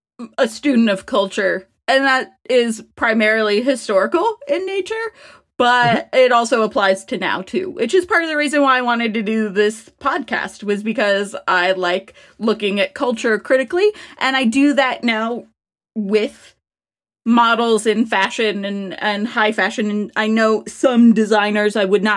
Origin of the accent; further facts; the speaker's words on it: California, United States; I mean, like, I grew up in Southern California, likely.